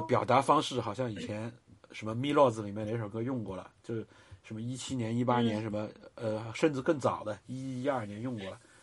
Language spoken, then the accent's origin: Chinese; China; 我们中国人已经从过度的谦卑到了过度的自我